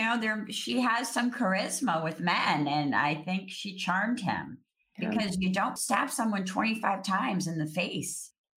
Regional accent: Cambridge, Massachusetts, United States; Sarah and I both grew up with parents who worked at Harvard. We grew up in Cambridge, Massachusetts, immersed in the Ivy League.

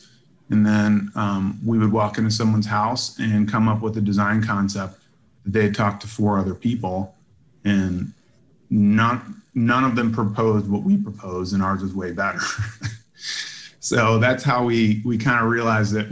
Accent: Virginia, United States; now in Chicago, United States; I grew up in Virginia and live in Chicago now

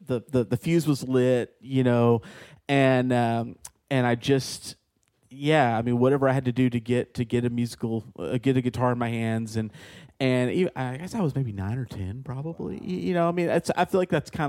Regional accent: Lake Jackson, Texas, United States; where I'm from Lake Jackson, Texas.

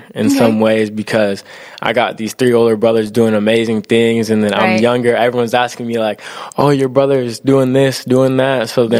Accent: Gig Harbor, Washington, United States; also born or lived in Tacoma, Washington; Lived there for a couple of years, and then my family moved to Gig Harbor just to have us grow up in a better environment.

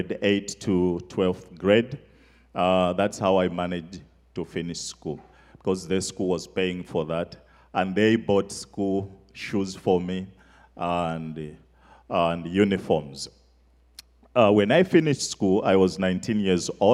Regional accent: Zambia; moved away; From Africa, Zambia. I grew up in the bush.

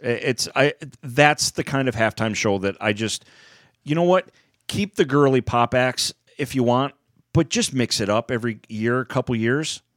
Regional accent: United States; I'm just an American.

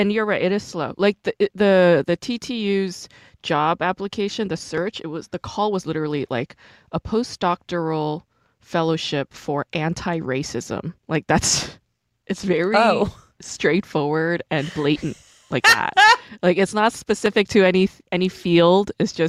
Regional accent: New York, United States; I'm from New York.

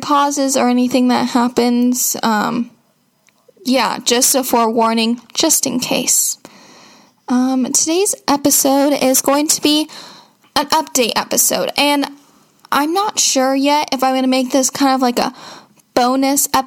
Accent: Seattle, Washington, United States

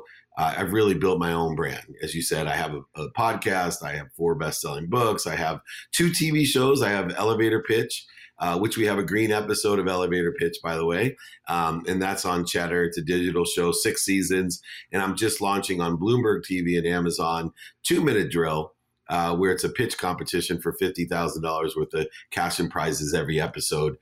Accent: San Diego, California, United States; also born or lived in Akron, Ohio; I moved from Akron, Ohio to San Diego.

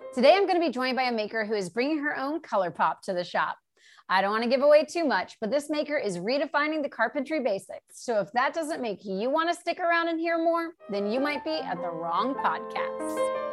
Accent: the Carolinas, United States; now in Los Angeles, United States; I'm in LA and I grew up in the Carolinas

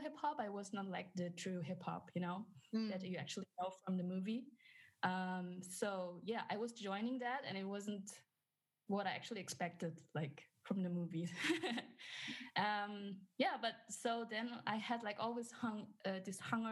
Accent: Indonesia; moved away as an adult; also born or lived in Germany; now in Cologne, Germany; I was born in Indonesia, and I'm actually half. My mom's Indonesian and my dad is German. Mm-hmm. And yeah, actually, I spent like my childhood and teenage years mostly in Asia

